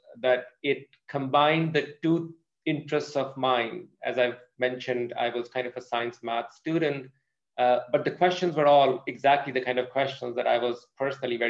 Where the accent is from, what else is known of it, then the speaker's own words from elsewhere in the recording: Pakistan; moved away as an adult; now in United States; I'm from Pakistan. I grew up in Pakistan, did my schooling there